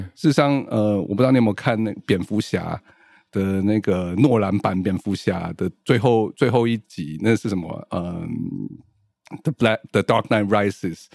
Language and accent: Chinese; Taichung, Taiwan; moved away as an adult; also born or lived in Taipei; 我在台中出生长大